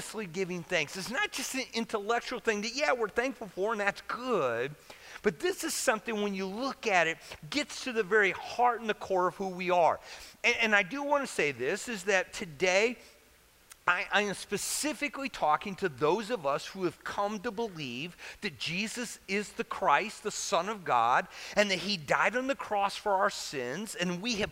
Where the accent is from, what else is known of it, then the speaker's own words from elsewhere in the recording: Central Illinois, United States; So I grew up in Central Illinois during grade school.